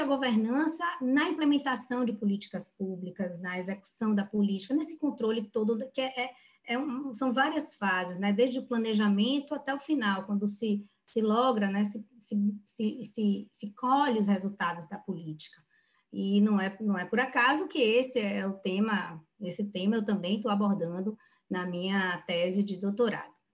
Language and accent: Portuguese; Bahia, Brazil; eu, como boa baiana